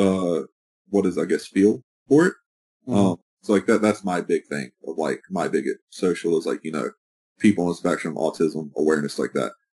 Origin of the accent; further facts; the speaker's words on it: United States; being an American